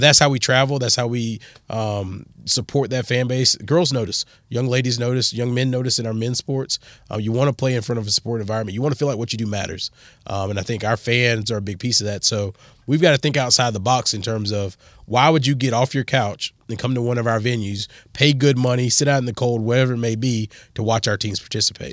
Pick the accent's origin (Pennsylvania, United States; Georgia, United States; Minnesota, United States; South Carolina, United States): South Carolina, United States; moved away; also born or lived in Texas; I grew up in South Carolina